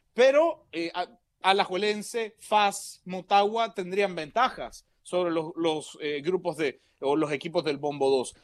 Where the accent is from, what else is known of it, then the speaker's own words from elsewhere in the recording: Panama; porque Panamá es mi corazón, porque yo soy panameño